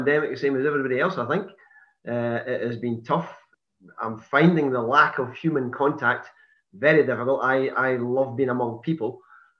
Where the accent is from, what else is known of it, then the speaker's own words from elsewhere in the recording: Perth, Scotland, United Kingdom; I was born in Lethem in Perth. I was actually born in Perth Royal Infirmary. And I was brought up in a housing estate in Perth